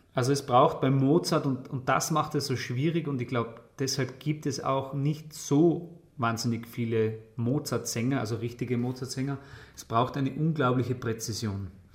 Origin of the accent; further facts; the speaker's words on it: Tyrol, Austria; bei uns in Tirol